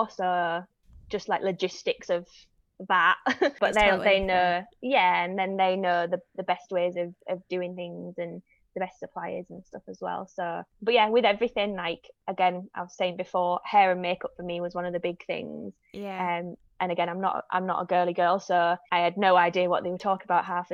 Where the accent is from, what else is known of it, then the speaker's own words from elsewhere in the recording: Yorkshire and the Humber, United Kingdom; now in Manchester, United Kingdom; I'm from Yorkshire